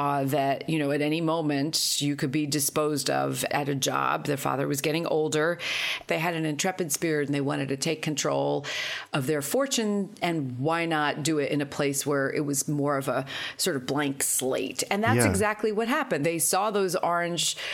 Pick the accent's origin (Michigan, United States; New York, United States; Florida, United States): New York, United States; I grew up in New York in the 70s